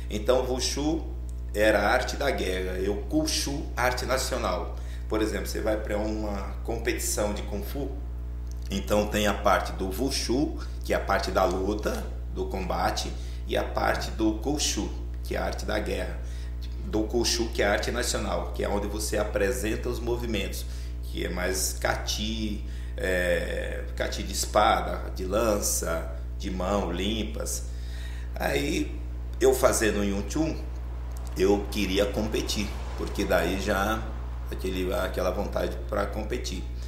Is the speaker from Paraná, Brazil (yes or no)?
no; Arapiraca, Alagoas, Brazil; also born or lived in São José da Laje, Alagoas; now in Itatiba, Brazil; Sou de Alagoas. Sou Alagoas. da cidade de São José da Laje, Alagoas. Criado em Arapiraca, aí mudei para Itatiba